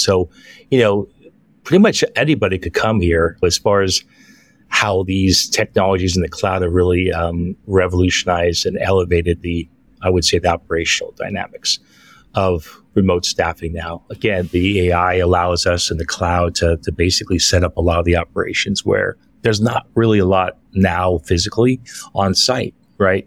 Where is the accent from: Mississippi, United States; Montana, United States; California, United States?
California, United States; San Francisco; moved away as an adult; now in Philippines; I'm originally from San Francisco, California